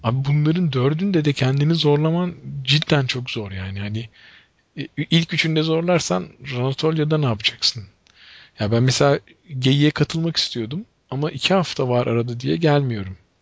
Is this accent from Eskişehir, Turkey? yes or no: no; Ankara, Turkey